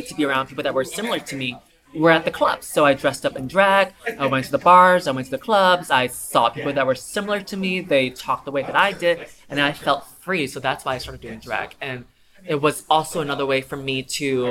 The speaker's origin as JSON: {"language": "English", "town": "New York City", "region": "New York", "country": "United States", "tie": "born or raised there", "also_born_or_lived": "China", "said": "I am originally from China, but I moved here when I was 7. So I think I consider myself a New York native"}